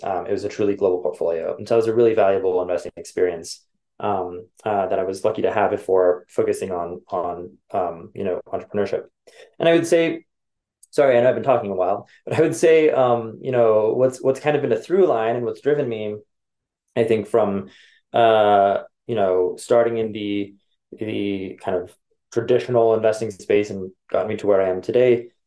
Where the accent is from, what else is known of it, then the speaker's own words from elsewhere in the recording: Los Angeles, California, United States; moved away; also born or lived in Chicago / New York; born and raised